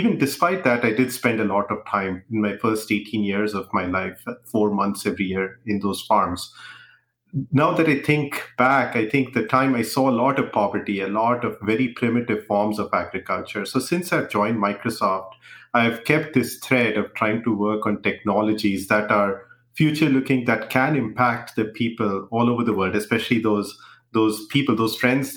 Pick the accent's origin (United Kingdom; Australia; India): India; moved away; growing up, I grew up in India